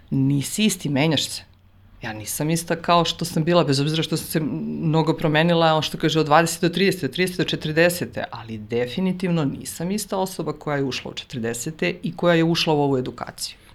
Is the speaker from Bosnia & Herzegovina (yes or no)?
no; Užice, Zlatibor District, Serbia; mi smo iz Užica